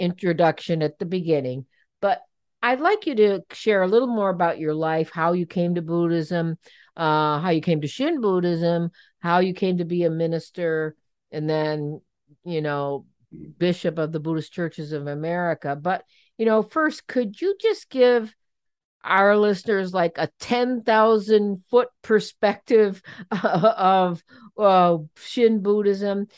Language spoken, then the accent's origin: English; Cleveland, Ohio, United States; I'm from Cleveland